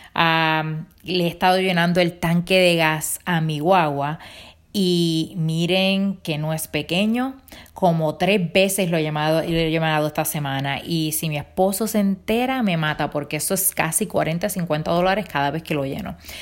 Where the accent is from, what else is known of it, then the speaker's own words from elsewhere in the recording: Rincón, Puerto Rico; now in Pennsylvania, United States; yo vengo de mi isla de Puerto Rico